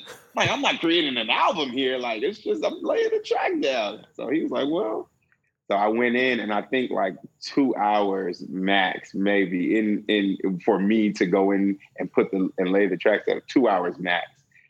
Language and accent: English; West Coast, United States; because one, I grew up on the West Coast. So by slang, I'm already removed from that slang.